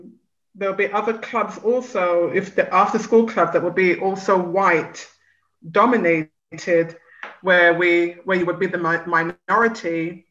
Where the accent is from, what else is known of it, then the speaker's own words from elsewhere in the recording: England, United Kingdom; but personally, I did not encounter racism while growing up in England.